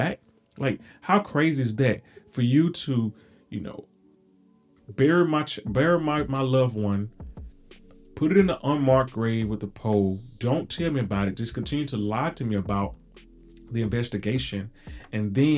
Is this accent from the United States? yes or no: yes; Mississippi, United States; I am from Mississippi